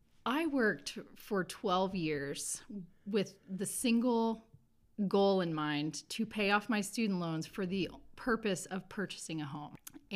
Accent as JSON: {"language": "English", "town": "North Vernon", "region": "Indiana", "country": "United States", "tie": "born or raised there", "said": "I've lived in Indiana my whole life. I grew up in North Vernon, Indiana. I went to IU Bloomington for college. And then I moved to Indianapolis to go to IUPUI to get my master's degree."}